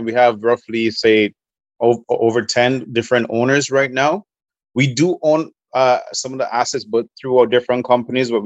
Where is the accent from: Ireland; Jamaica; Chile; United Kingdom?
Jamaica; I'm from Jamaica